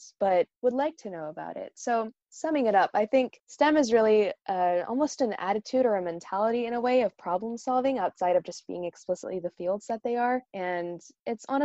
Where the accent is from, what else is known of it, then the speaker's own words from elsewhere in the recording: Northern California, United States; moved away as an adult; now in New York City, United States; I'm originally from Northern California in the United States